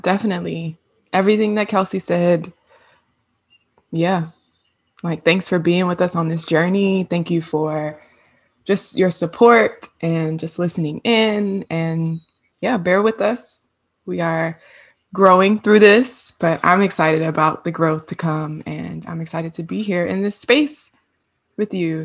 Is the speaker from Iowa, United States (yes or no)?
no; Hampton, Virginia, United States; moved away as an adult; now in Atlanta, United States; I'm originally from Virginia, Hampton, Virginia, seven five